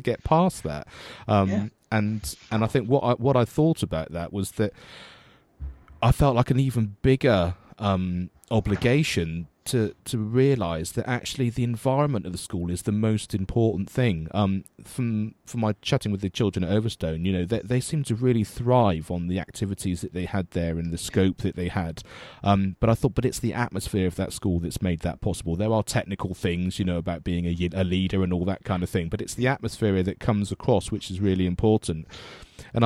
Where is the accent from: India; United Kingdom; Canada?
United Kingdom; Avon, South West England; the county I grew up was Avon in the West Country, which now doesn't even exist.